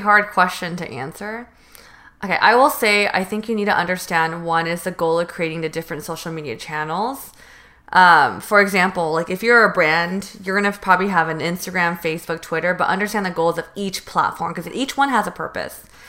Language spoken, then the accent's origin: English; Northern California, United States; moved away as an adult; now in Los Angeles, United States; I did choose a college in Southern California when I'm from North NorCal.